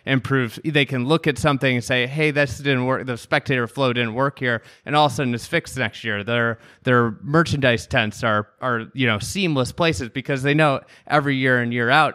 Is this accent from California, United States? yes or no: no; Chicago, Illinois, United States; somebody from Chicago